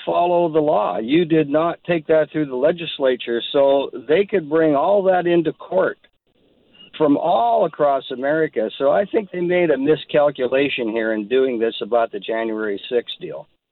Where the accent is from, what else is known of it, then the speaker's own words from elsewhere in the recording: Pennsylvania, United States; now in British Columbia, Canada; I'm originally from Pennsylvania. I've lived in British Columbia since 1971, but I was born there